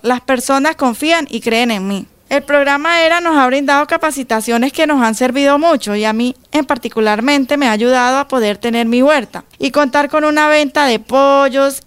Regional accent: Venezuela; moved away as an adult; now in Colombia; Soy migrante venezolana

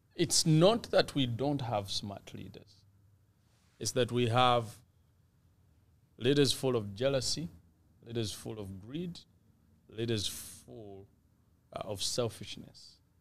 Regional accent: Uganda; now in Canada; I was born in Uganda and packaged in Canada

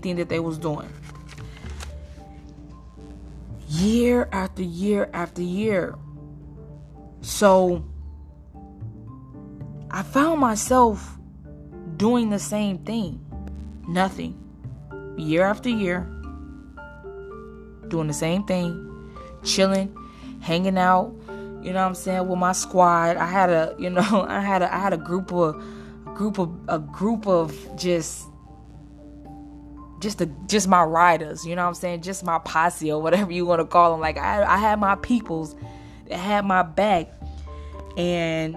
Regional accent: Chicago, Illinois, United States; moved away; I was born and raised in Chicago, Illinois, and then I moved to this really, really small town

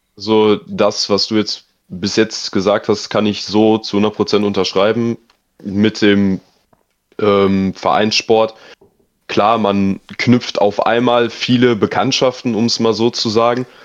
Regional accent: near Dortmund, North Rhine-Westphalia, Germany; moved away as an adult; now in Heidenheim, Germany; ich komme aus NRW, Nähe Dortmund

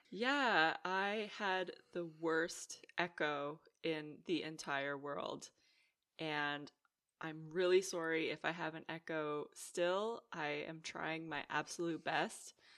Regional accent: Canada; now in Netherlands; growing up in Canada, the roads there, they're so big

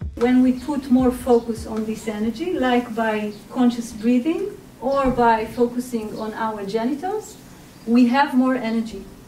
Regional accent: Israel; I was born and raised in Israel

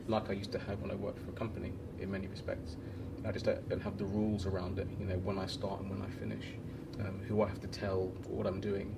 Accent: London, United Kingdom; moved away as an adult; also born or lived in Chile / Copenhagen, Denmark; now in Portugal; I'm a Londoner, um, but I left London five years ago.

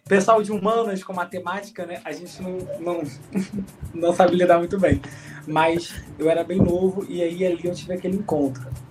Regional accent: Rio de Janeiro, Brazil; Eu sou nascido e criado em Irajá, 22 anos

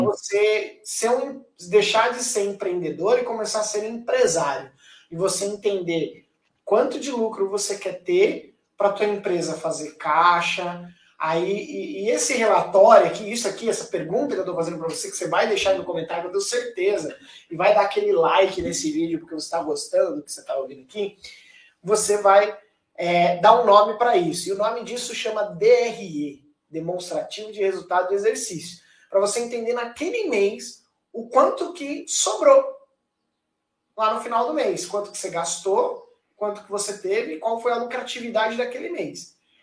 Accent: Brazil; nós como brasileiros

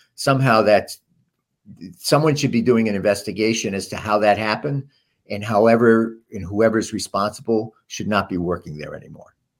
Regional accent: Providence, Rhode Island, United States; how I grew up in Silver Lake and Providence

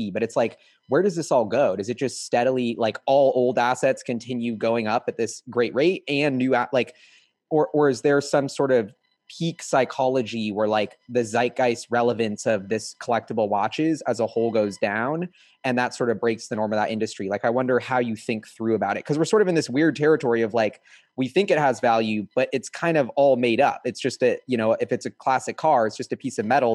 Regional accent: Seattle, Washington, United States; I'm from Seattle

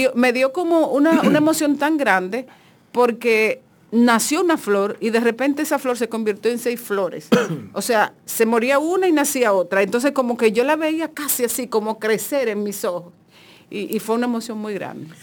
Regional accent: Monte Plata, Dominican Republic; yo soy de Monteplata

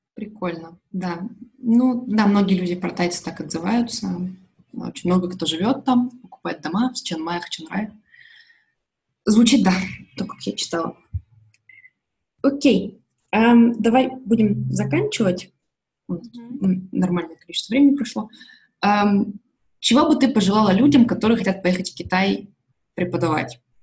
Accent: Russia; я из, из России

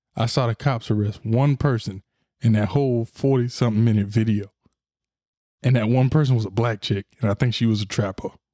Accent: Florida, United States; I'm from Florida

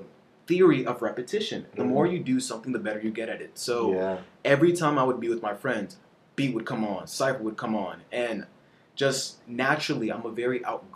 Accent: Belize; now in United States; So I grew up in Belize, and they didn't really freestyle too much over there in like my home country.

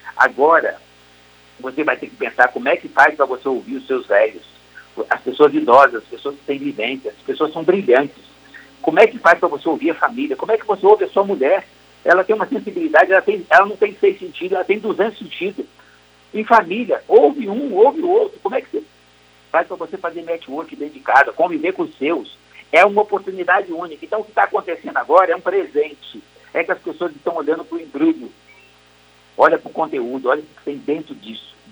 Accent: Brazil; nós somos brasileiros

